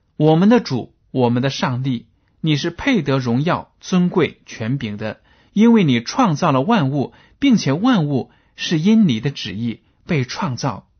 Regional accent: China; 我们中国人

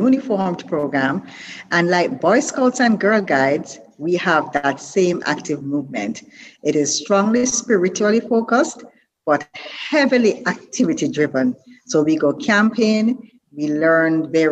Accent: Brown's Town, Saint Ann, Jamaica; I'm born in Watttown, Jamaica, little district, but I grew up in Bambo, St. Anne, and Brownstown, St. Anne

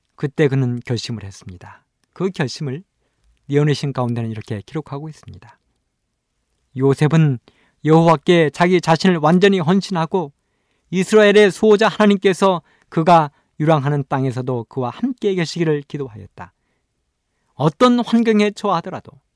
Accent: Imsil, North Jeolla, South Korea; moved away; 저의 고향은 전라북도 임실입니다. 산골입니다

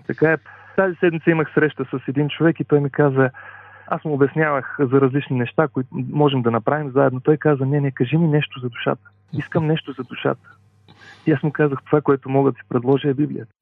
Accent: Dobrich, Dobrich Province, Bulgaria; now in Sofia, Bulgaria; Родом съм от Добрич, а по-настоящен съм пастор в една от адвентните църкви в София

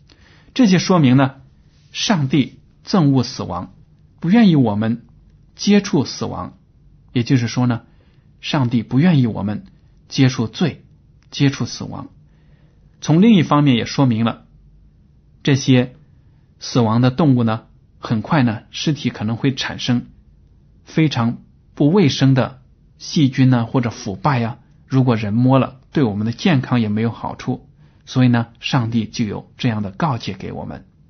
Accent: China; 但是我们看到呢，我们中国人。拿猪的血或者其他动物的血呢，做所谓的猪红啊，这样的让人吃。

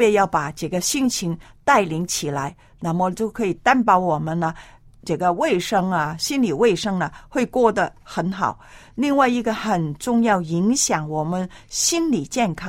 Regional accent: China; 还有我们中国人很厉害的，穿袜子，穿那个嗯

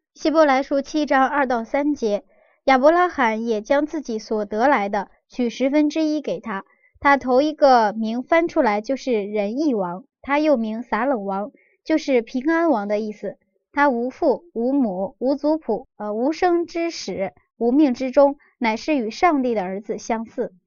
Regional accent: China; 我们中国人

